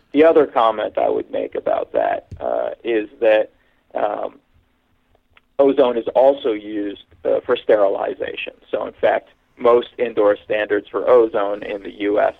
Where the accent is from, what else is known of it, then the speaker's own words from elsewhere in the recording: Hamilton, Ontario, Canada; moved away as an adult; also born or lived in Pennsylvania, United States / California, United States / Austin, Texas, United States; now in Toronto, Canada; I was born in Hamilton, Ontario, Canada, uh, which is kind of the uh, analog to Pittsburgh in Canada, a steel town. And when I was 13, we moved to Toronto